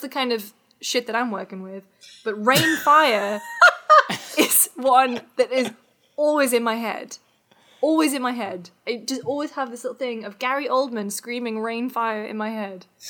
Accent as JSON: {"language": "English", "country": "United Kingdom", "moved": "yes", "lives_now": "United States", "said": "as a Brit"}